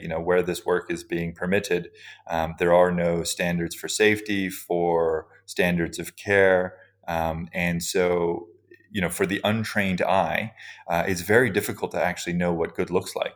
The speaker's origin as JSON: {"language": "English", "region": "Hawaii", "country": "United States", "tie": "born or raised there", "said": "I grew up in Hawaii"}